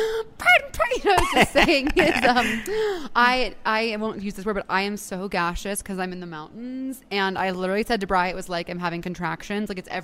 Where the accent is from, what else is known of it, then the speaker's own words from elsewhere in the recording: Long Island, New York, United States; Like, hey … I'm from Long Island. I'm a freshman living in Rocky, and my favorite adjective is adjectival.